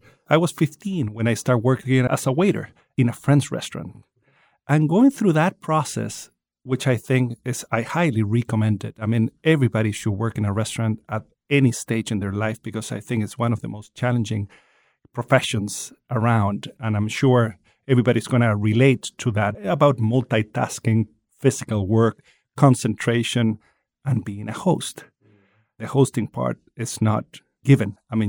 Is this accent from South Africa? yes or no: no; Chile; I come from Chile.